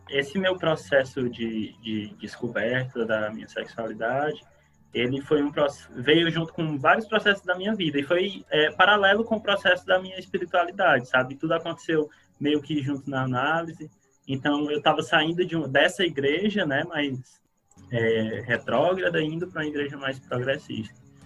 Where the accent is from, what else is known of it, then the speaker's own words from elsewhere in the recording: Fortaleza, Ceará, Brazil; eu sou de, de Fortaleza, do Ceará